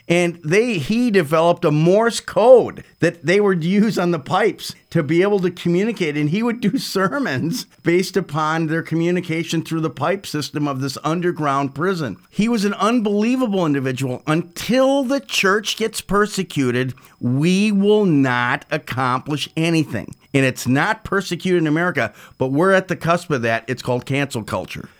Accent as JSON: {"language": "English", "country": "Switzerland", "tie": "born or raised there", "said": "I was born in Switzerland"}